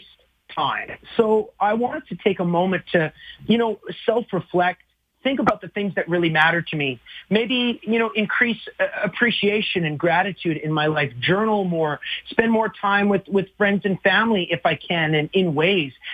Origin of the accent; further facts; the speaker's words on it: Alberta, Canada; moved away as an adult; also born or lived in Flat Lake, Alberta; now in Nashville, United States; I fly up with my family back to Alberta on March 2nd